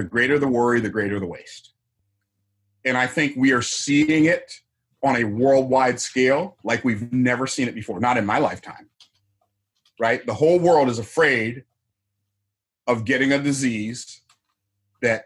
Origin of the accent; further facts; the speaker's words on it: Tampa, Florida, United States; I was born in the town I live in now. I was born in Tampa, Florida in 1961